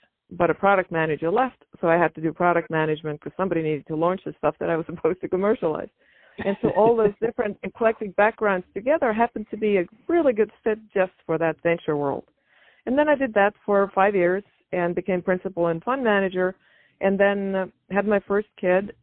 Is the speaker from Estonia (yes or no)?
yes; Estonia; moved away as an adult; now in United States; I grew up in Estonia, and it was a Soviet-occupied country back over in northeastern Europe